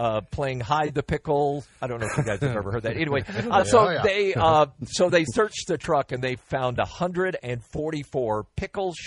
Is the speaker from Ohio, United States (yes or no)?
no; Caneyville, Kentucky, United States; also born or lived in Dog Creek; now in Houston, United States; I grew up in Caneyville